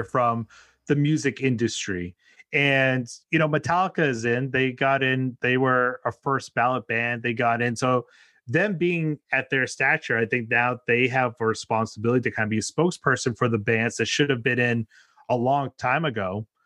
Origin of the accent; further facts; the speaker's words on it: New England, United States; now in New York City area, United States; I'm born and raised in New England, and now I live right outside New York City